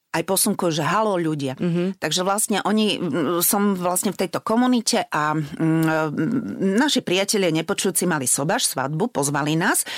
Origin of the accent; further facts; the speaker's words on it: Spišská Nová Ves, Košice Region, Slovakia; moved away as an adult; now in Bratislava, Slovakia; ja som zo Spiskej Novej Vsi